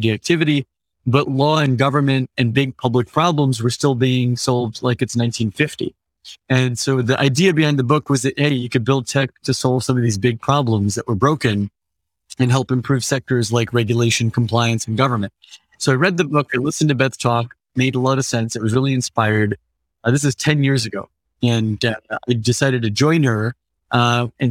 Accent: Central Valley, Northern California, United States; now in San Francisco, United States; I grew up in California, largely in Northern California, a couple hours outside San Francisco in the east, in the Central Valley

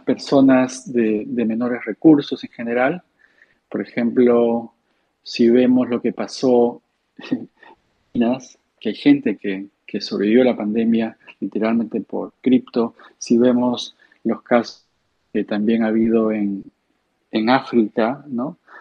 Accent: Peru; soy, soy peruano

